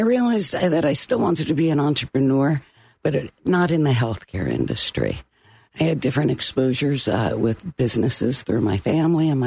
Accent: New Jersey, United States; moved away as an adult; now in Central Florida, United States; I'm originally from New Jersey

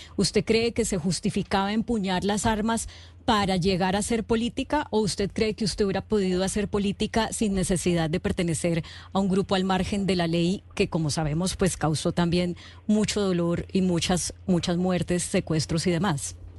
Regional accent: Colombia; cuando uno está como aburrido de pensar como colombiano

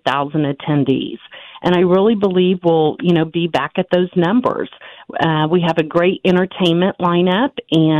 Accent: Butler County / Wichita area, Kansas, United States; I'm what I would consider a Butler County girl. I graduated from Circle High School, but we had a Wichita address, Wichita phone number, lived in Sedgwick County

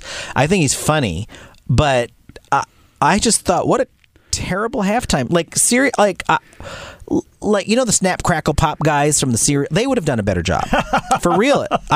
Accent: Massachusetts, United States; I was born in Massachusetts.

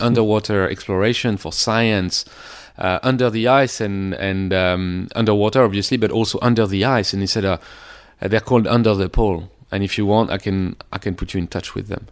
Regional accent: near Paris, Île-de-France, France; moved away; also born or lived in Sydney; I was born near Paris and it was, I came from a f- f- pretty much like middle class suburb near Paris

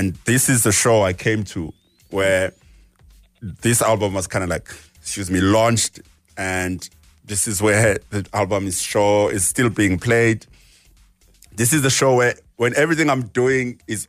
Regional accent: South Africa; Growing up as a South African

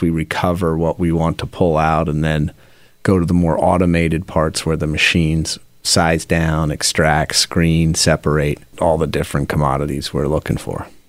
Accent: Philadelphia, Pennsylvania, United States; also born or lived in Seattle / England; my family moved to Mount Airy section of Philadelphia when I was in fourth grade. We came from England

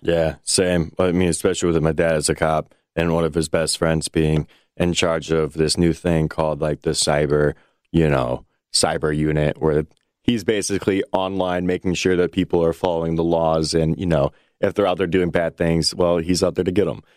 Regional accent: United States; as an American

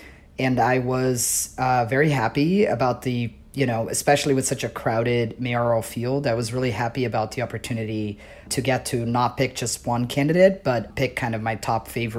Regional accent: Brazil; now in New York, United States; I am originally from Brazil. I became an American citizen fairly recently.

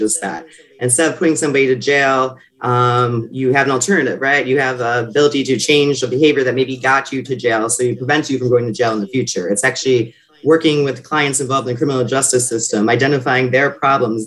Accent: Buffalo, New York, United States; moved away as an adult; now in New York City, United States; I'm originally from Buffalo, New York

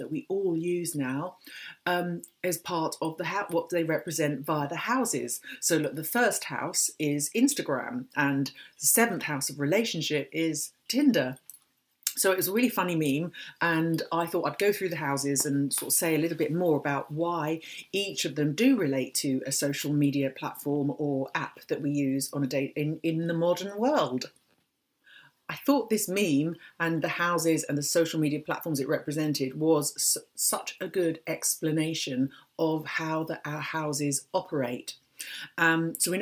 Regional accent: London, United Kingdom; I was born in London

